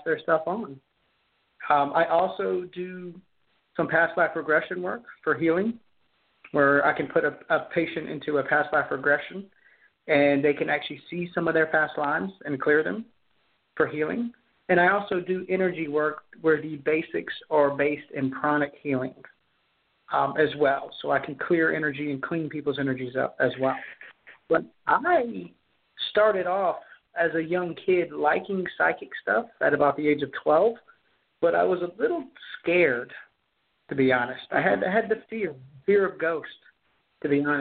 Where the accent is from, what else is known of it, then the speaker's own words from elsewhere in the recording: Charleston, South Carolina, United States; I am from Charleston, South Carolina